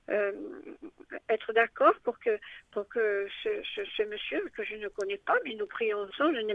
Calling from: Vence, Provence-Alpes-Côte d'Azur, France; Bonjour Père Mathieu, alors euh, moi je suis de Vence, je vous appelle pour euh, ma famille

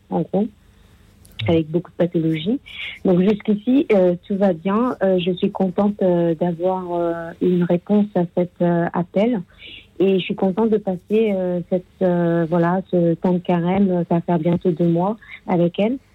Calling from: Menton, Provence-Alpes-Côte d'Azur, France; Et je, voilà, je suis de Menton dans le 06. Euh, j'appelle en effet euh, pour un petit témoignage et aussi une petite question derrière.

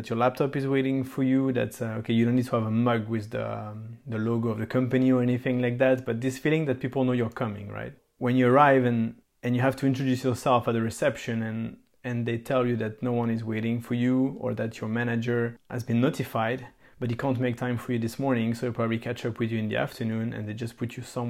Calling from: Belgium; I mean, I'm talking here from Belgium here, so it's common that you need to ask for a specific layout.

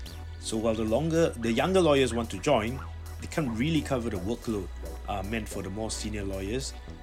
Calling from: Tokyo, Japan; I'm calling in from Tokyo. Great from the land of the rising sun, although I've been met with incessant autumn rain so far

